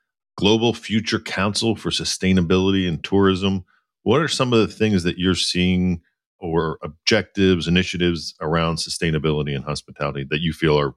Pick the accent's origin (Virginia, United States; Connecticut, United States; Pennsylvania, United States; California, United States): Pennsylvania, United States; outside of Philadelphia; moved away as an adult; also born or lived in New York / New Jersey; I grew up outside of Philly, and, you know, there wasn't a lot of diversity in my high school.